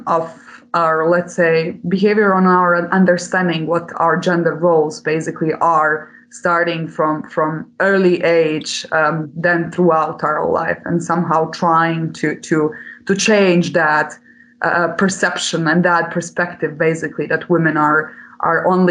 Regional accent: Bosnia & Herzegovina; since I'm coming from Bosnia-Herzegovina

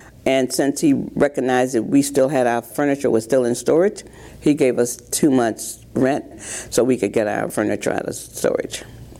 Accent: Sanford, Florida, United States; also born or lived in Jacksonville, Florida; I was born in Jacksonville, Florida. Raised in segregation called Goldsboro, and it was an all-black township that was annexed into Sanford, Florida against its own will, left Florida.

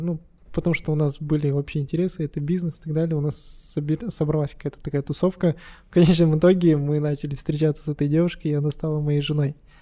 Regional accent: Kostanay, Kostanay Region, Kazakhstan; also born or lived in Moscow, Russia; now in Astana, Kazakhstan; я вообще родом из Кустаная

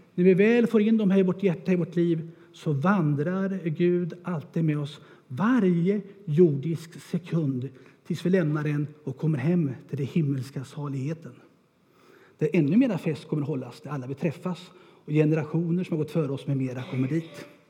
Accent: Örebro, Örebro County, Sweden; Jag är född och uppväxt där i Örebro

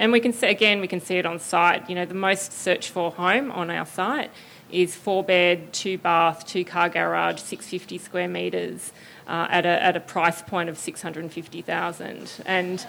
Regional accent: Melbourne, Victoria, Australia; moved away as an adult; now in Sydney, Australia; I'm from Melbourne. I moved to Sydney a couple of years ago

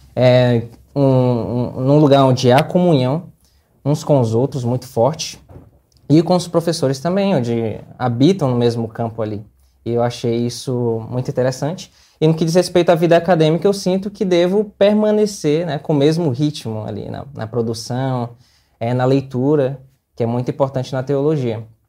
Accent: Teresina, Piauí, Brazil; moved away; sou natural de Teresina, no Piauí

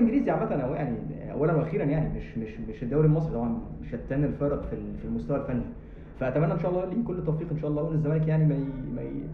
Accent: Egypt; احنا العرف عندنا في مصر

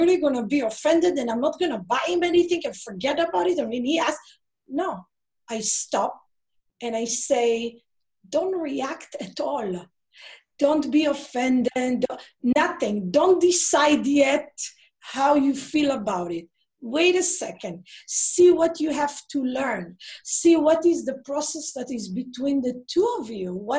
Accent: Israel; moved away; I grew up in Israel.

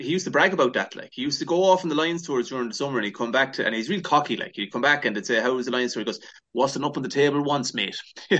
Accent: Leinster, Ireland; I'm from Leinster, but supported Munster.

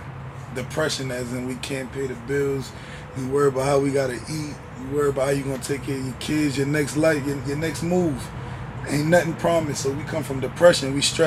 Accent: Bay Shore, New York, United States; also born or lived in Brooklyn, New York; I'm from Long Island, New York. I'm from Bayshore, you know. Wandens, I got family Wandens. My other family live in Brooklyn. We in Bed-Stuy.

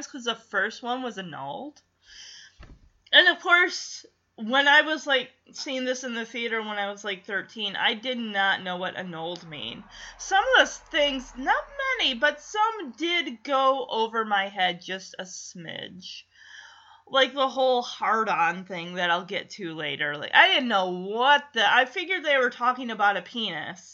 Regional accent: Michigan, United States; moved away; When I lived in my town, I had to, you know, travel to get to my job when I would work in, you know, Grand Rapids

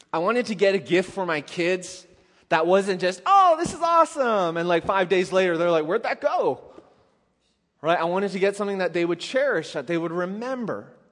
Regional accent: Canada; I'm Canadian

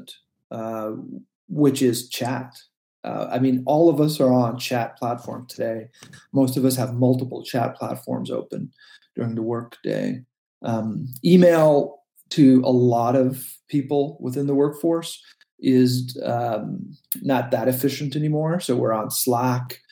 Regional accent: Canada; also born or lived in Silicon Valley; I am a Canadian

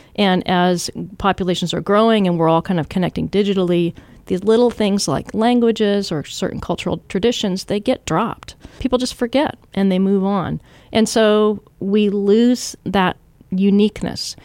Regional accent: Washington, United States; also born or lived in Southern California; when I was a kid, I moved from Southern California to Washington State

